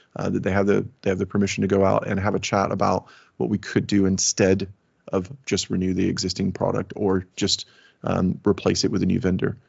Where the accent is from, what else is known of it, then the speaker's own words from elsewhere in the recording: Alabama, United States; moved away as an adult; now in United Kingdom; My pa- my family is from Alabama. My father was a Southern Baptist preacher. I lived in a trailer